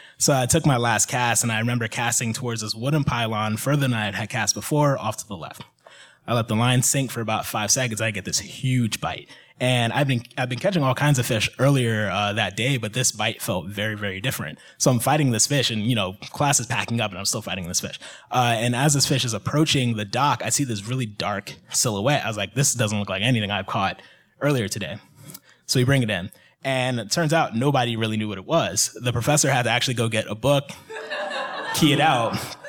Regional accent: Mid-Atlantic, United States; I'm from the Mid-Atlantic as well.

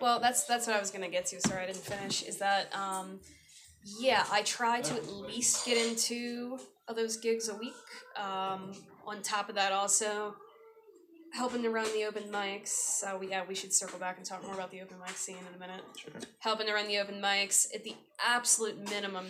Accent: Baltimore, Maryland, United States; moved away as an adult; now in Sri Lanka; home in Baltimore, Maryland

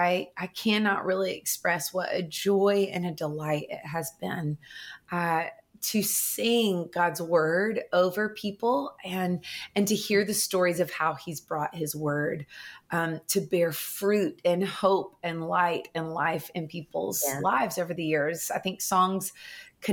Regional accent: Nashville, Tennessee, United States; I grew up right here in Nashville, Tennessee.

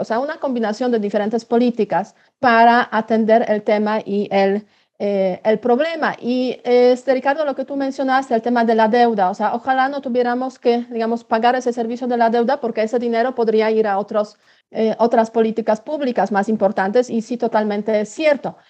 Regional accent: Poland

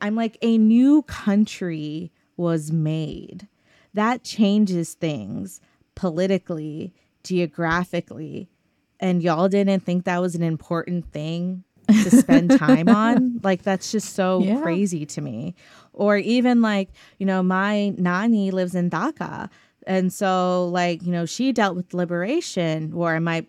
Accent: the South, United States; Obviously that's not true, but that again, like growing up in the South, being different is a challenge, right?

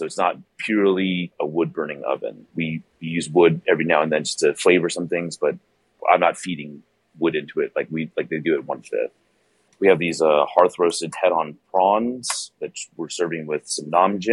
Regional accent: Bay Area, California, United States; moved away as an adult; also born or lived in East Coast; now in Houston, United States; I'm originally from the Bay Area. Yeah, born and raised.

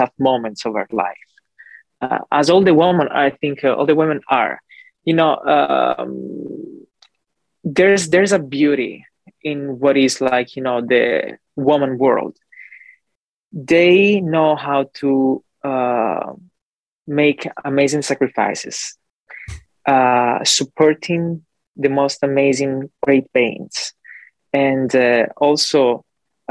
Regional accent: Calabria, Italy; English is a second language; moved away as an adult; also born or lived in New York / Los Angeles; now in Fort Lauderdale, United States; I was born in Italy, Calabria, in the southern part of Italy, actually just above Sicily. And I lived there for 25 years of my life.

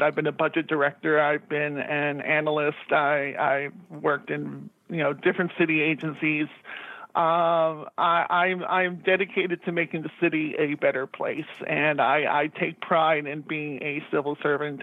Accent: New York City, New York, United States; we grew up in Jackson Heights, which was 10 minutes away from Shea Stadium

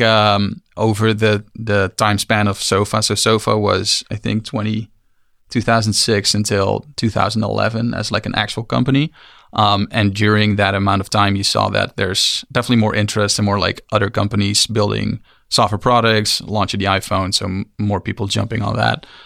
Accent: Amsterdam, North Holland, Netherlands; moved away as an adult; also born or lived in San Francisco; We are, we are from Amsterdam

